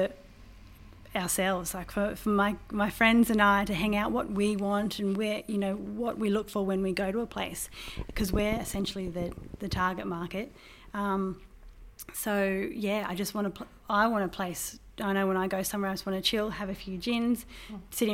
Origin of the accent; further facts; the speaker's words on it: Crookwell area, New South Wales, Australia; also born or lived in Deniliquin, New South Wales / Hay, New South Wales; I was born in Deniliquin, and we lived on a farm at Berubin between Hay and Deniliquin. And I started school at Hay. And then my family moved about 30 kilometres west of Crookwell